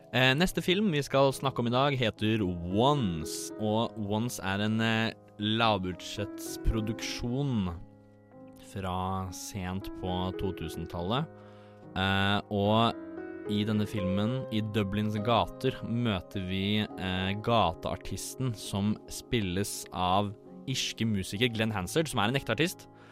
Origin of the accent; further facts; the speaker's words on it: Tønsberg, Vestfold, Norway; jeg er 23 år, jeg er fra Tønsberg